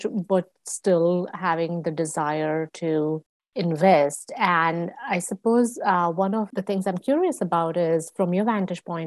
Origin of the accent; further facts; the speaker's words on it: India; moved away as an adult; also born or lived in United States; I grew up in India and so learning there looked very different compared to when I was a grad student in the US